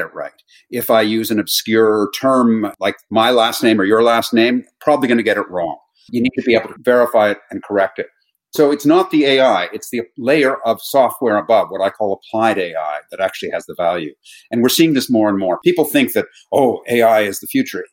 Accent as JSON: {"language": "English", "town": "Toronto", "region": "Ontario", "country": "Canada", "also_born_or_lived": "New York / Miami", "moved": "as an adult", "lives_now": "London, United Kingdom", "said": "I am actually Canadian. I haven't lived in Canada since 1997"}